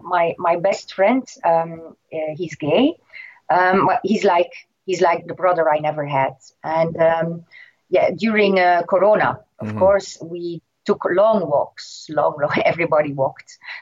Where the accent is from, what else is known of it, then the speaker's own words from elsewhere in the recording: Ghent, Flanders, Belgium; In my hometown, in Ghent